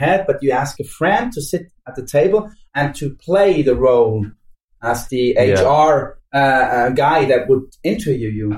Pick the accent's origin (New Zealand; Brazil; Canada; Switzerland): Switzerland; I'm Swiss